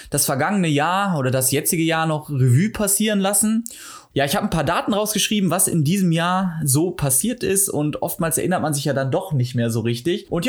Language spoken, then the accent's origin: German; Duisburg, North Rhine-Westphalia, Germany; Nee, aus Duisburg ursprünglich komme ich